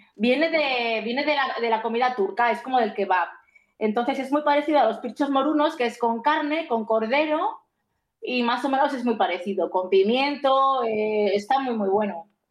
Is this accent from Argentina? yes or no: no; Spain; now in Greece; yo como soy española me toca en España